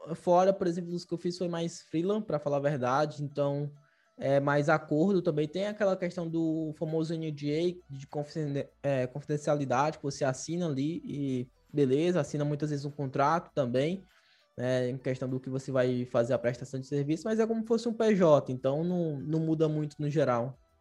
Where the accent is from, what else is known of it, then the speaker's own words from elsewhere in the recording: Fortaleza, Ceará, Brazil; moved away; Eu também, eu sou lá de Fortaleza, Ceará.